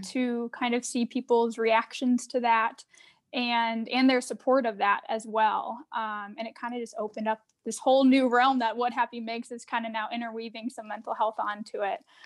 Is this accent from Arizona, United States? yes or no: yes; Arizona, United States; moved away as an adult; now in Minneapolis, United States; I'm originally from Arizona, but I live in Minneapolis now about, it's been about nine years